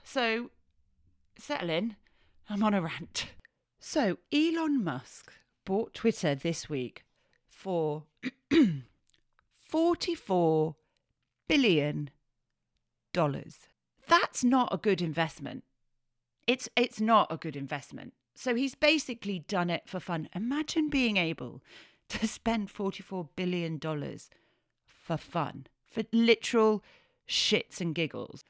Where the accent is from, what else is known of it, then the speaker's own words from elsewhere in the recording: Yorkshire and the Humber, United Kingdom; I'm a Yorkshire lass